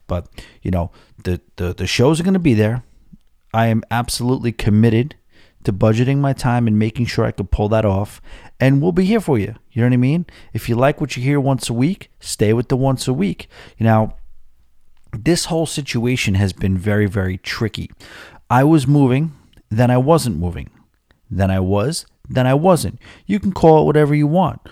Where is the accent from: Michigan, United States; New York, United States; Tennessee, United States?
New York, United States; Rockville Centre; moved away; I will be moving to my hometown. And, uh, or, you know, it's my home little neighborhood. And, uh, it's a place called, uh, Rockville Center.